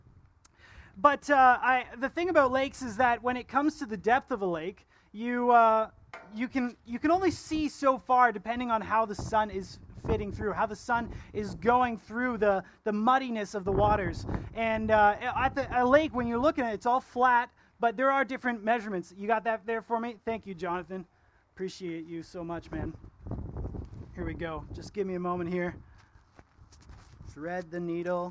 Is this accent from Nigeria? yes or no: no; Ontario, Canada; now in Kelowna, Canada; I'm from Ontario. That's where I was born.